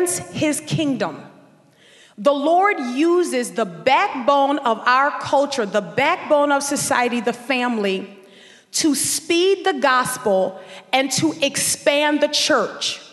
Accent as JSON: {"language": "English", "town": "New Orleans", "region": "Louisiana", "country": "United States", "tie": "born or raised there", "also_born_or_lived": "Dallas, Texas", "said": "we would move back from Dallas, Texas to New Orleans, where we would grow up in Section"}